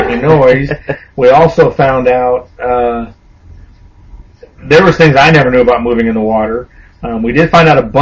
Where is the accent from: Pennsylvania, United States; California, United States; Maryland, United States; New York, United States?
California, United States; Los Angeles; now in Northeast Texas, United States; me and Super Dave, we both grew up in the suburbs of Los Angeles